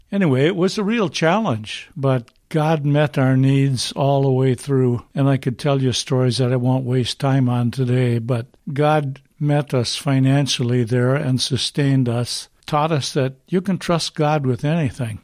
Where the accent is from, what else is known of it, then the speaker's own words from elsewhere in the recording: Duluth, Minnesota, United States; I grew up in Duluth, Minnesota